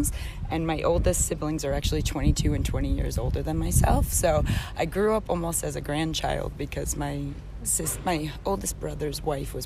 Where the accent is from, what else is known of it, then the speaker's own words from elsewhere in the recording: Boston, Massachusetts, United States; moved away as an adult; now in Europe; I am originally from Boston, Massachusetts.